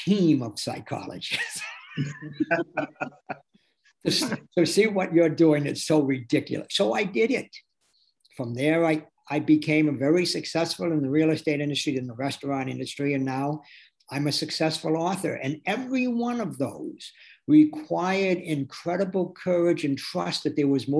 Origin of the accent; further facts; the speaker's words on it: Athol, Massachusetts, United States; moved away as an adult; also born or lived in Amherst, Massachusetts / Boston, Massachusetts; I was born in Athol, a little mill town 30 miles outside of Amherst.